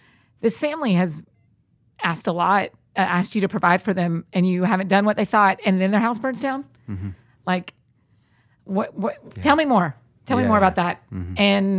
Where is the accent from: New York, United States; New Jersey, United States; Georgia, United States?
Georgia, United States; Atlanta; I grew up in Atlanta.